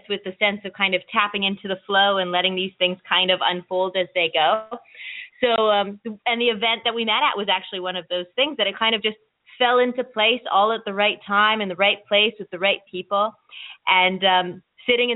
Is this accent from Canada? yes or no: yes; Nova Scotia, Canada; I am actually from Nova Scotia. We live out east, my family